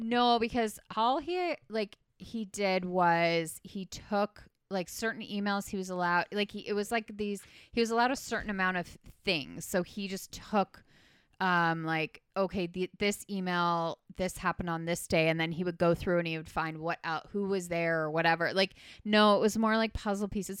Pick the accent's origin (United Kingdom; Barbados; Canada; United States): Canada; not familiar to me as a Canadian